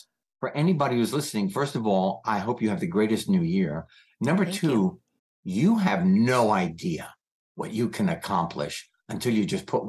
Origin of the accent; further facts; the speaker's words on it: United States; Even though I'm American, you're English.